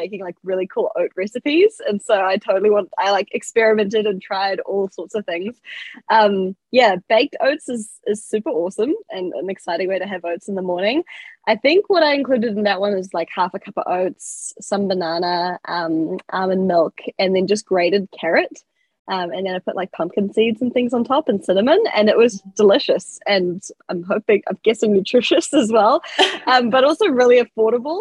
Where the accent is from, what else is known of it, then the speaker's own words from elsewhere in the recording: Whakatane, Bay of Plenty, New Zealand; moved away as an adult; now in Auckland, New Zealand; I'm originally from Whakatane, which is like a small town. So I had to move out at 18 to go to uni